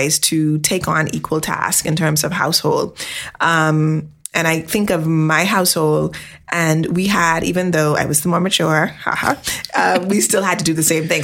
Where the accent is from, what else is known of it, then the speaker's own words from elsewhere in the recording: Bahamas; I'm from the Bahamas, and our population is primarily people of color